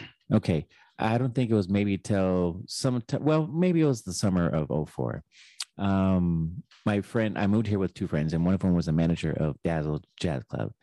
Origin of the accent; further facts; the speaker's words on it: Texas, United States; I grew up in Texas